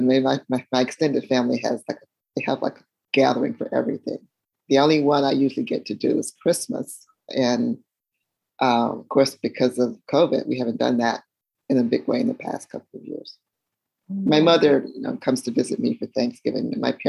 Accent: Charlotte, North Carolina, United States; moved away as an adult; also born or lived in Atlanta, Georgia; now in Ohio, United States; I'm from North Carolina. I actually was born in just across the state line in South Carolina, but moved to Charlotte when I was 5 years old, and it's where I grew up. So I do say, yes, I am a Southerner.

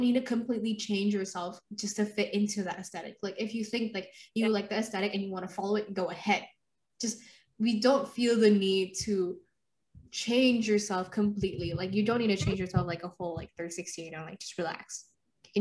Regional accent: Indonesia; moved away; I was born and raised in Indonesia

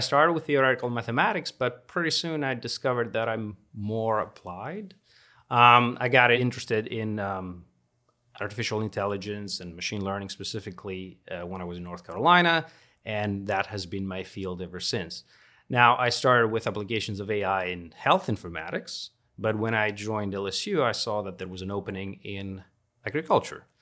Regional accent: Greece; moved away as an adult; also born or lived in Florida, United States; now in Baton Rouge, United States; I am from Greece

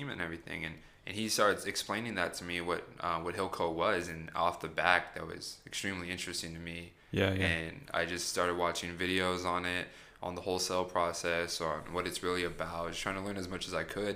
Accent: San Antonio, Texas, United States; Born and raised. I've been here my entire life

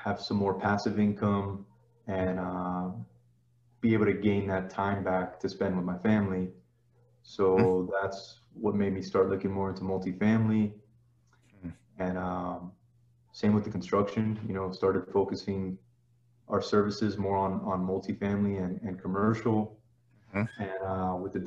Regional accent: South Florida, United States; moved away as an adult; now in Dallas, United States; Born and raised in South Florida

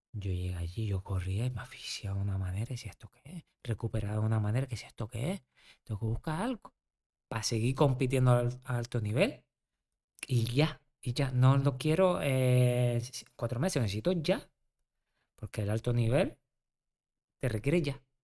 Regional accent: Canary Islands, Spain; Yo, que soy canario, estuve 10 años.

